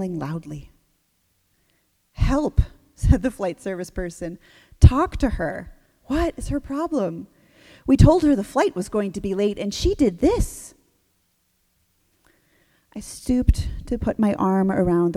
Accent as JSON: {"language": "English", "region": "New England", "country": "United States", "tie": "born or raised there", "said": "growing up in New England"}